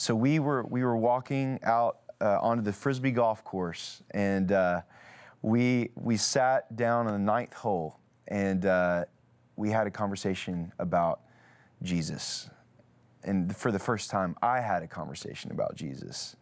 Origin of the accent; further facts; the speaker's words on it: Nashville, Tennessee, United States; I grew up in Nashville